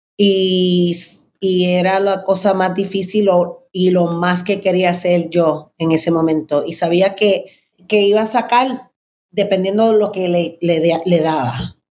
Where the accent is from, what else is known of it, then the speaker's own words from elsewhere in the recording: New York City, New York, United States; yo me crié en Manhattan